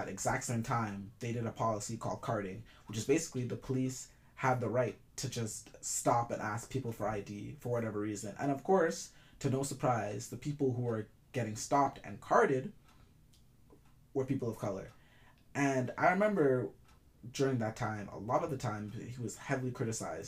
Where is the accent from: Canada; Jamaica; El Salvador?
Jamaica; I'm Jamaican